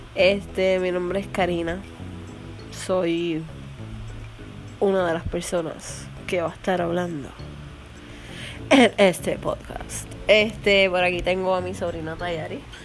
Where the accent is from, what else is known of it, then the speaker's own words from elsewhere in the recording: Arecibo, Puerto Rico; accent: puertorriqueño; Pues somos puertorriqueños. Así que casi pues somos de Arecibo